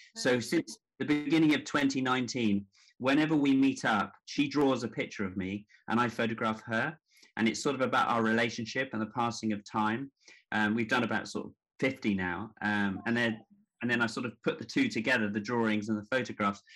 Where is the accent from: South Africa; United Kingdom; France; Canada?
United Kingdom; Devon, South West England; moved away as an adult; also born or lived in New York / Hackney, London; i grew up in devon although I was born in New York